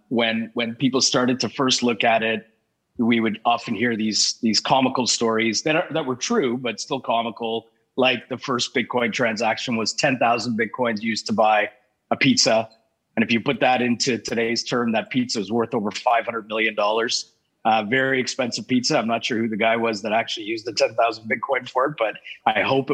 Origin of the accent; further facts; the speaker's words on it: Canada; also born or lived in England; I was born in England, came here when I was four, here as in Canada. When I was four, grew up in the suburbs